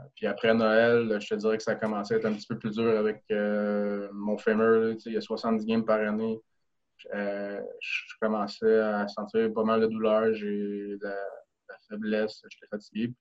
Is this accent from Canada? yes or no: yes; Rosemère, Quebec, Canada; moved away as an adult; also born or lived in Sherbrooke; now in France; je viens de Rosemère